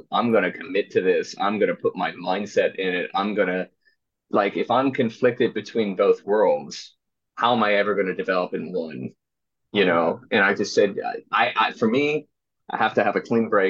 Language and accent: English; Philadelphia, Pennsylvania, United States; I was at Temple University, so I'm from Philadelphia.